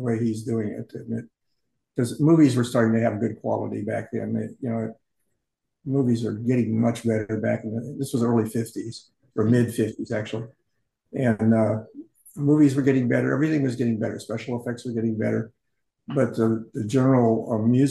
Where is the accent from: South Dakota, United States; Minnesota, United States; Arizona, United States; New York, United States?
Arizona, United States; Phoenix; I grew up in Phoenix